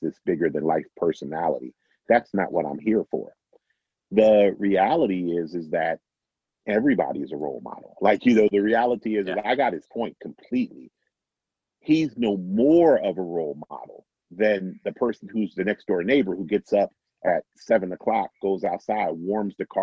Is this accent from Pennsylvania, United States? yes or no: yes; Philadelphia, Pennsylvania, United States; my time, you know, as a Philadelphian